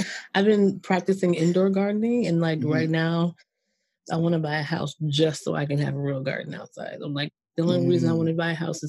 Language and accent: English; New Jersey, United States; I grew up in Jersey.